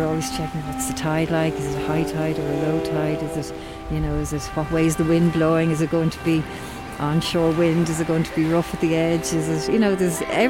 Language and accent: English; Dublin, Leinster, Ireland; now in Maynooth, Ireland; I am from Dublin. I was born in Dublin, and now I'm living in Maynooth in County Kildare